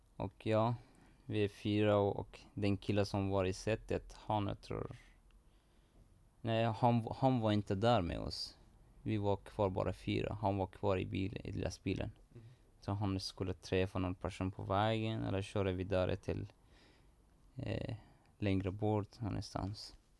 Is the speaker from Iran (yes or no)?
yes; Iran; Swedish is a second language; now in Sweden; det var svårt ganska att leva där i Iran och var, jag hade ingen framtid där